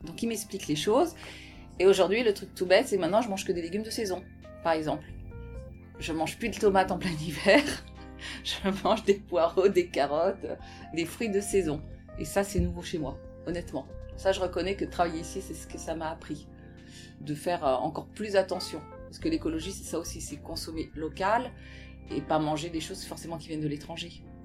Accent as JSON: {"language": "French", "region": "Brittany", "country": "France", "also_born_or_lived": "Paris", "moved": "yes", "said": "je suis bretonne aussi"}